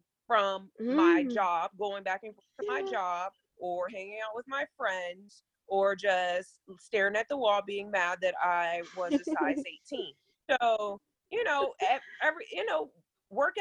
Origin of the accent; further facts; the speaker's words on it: Virginia Beach, Virginia, United States; I am from Virginia Beach, Virginia